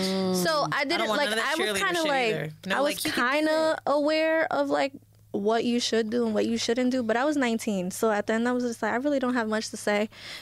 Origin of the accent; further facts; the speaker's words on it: Elizabeth, New Jersey, United States; I was born here. I was born in Elizabeth, where I'm from.